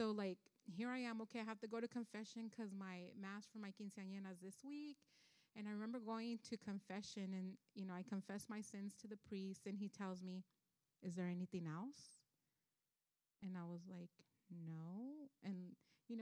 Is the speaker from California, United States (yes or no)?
yes; South El Monte, Los Angeles County, California, United States; I grew up in South Almani, which is L.A. County